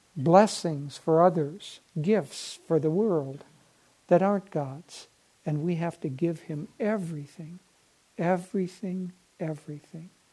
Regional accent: Minnesota, United States; growing up in Minnesota

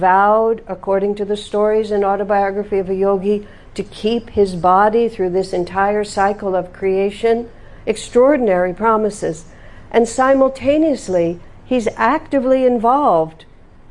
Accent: United States; I'm from America

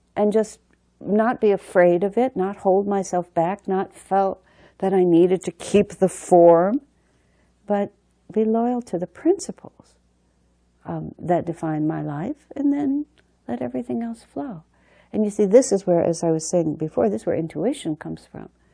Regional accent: United States; I'm an American

